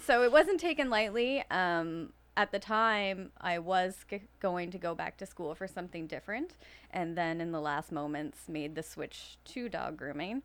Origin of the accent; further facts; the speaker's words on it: Fall River, Nova Scotia, Canada; also born or lived in Timberlea, Nova Scotia; I am from here. Um, I grew up living in Fall River